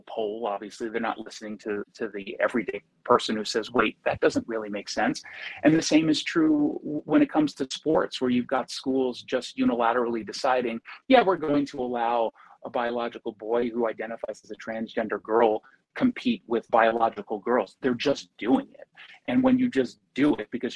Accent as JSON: {"language": "English", "country": "United States", "said": "as an American"}